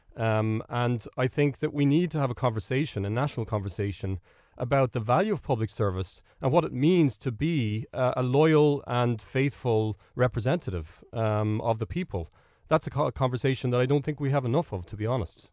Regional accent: Ireland; that's sort of the way we operate as Irish people

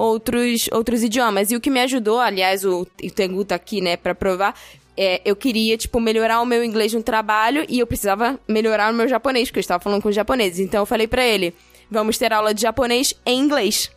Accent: Brazil; A gente, como brasileiro

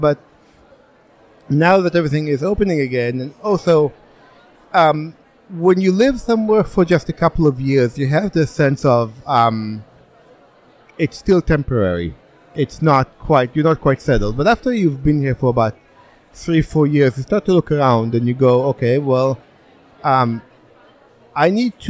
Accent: Israel; also born or lived in United States; now in Czech Republic; I came here from Israel, although I am more or less a citizen of the world. I lived for many years in the U.S., you know, Polish and Israeli.

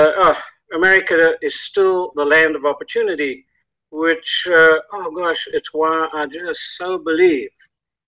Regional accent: South Africa; accent: South African; moved away as an adult; now in United States; we immigrated here from South Africa just over 27 years ago.

